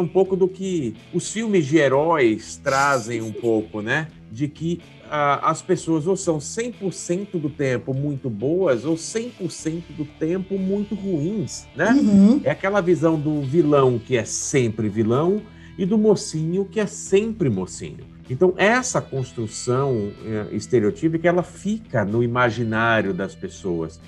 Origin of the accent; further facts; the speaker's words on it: Salvador, Bahia, Brazil; now in São Paulo, Brazil; Eu sou baiano de Salvador, uhum. mas eu moro em São Paulo já há 22 anos. Eu passei, eu, hoje eu tenho muito mais tempo de São Paulo do que, do que da Bahia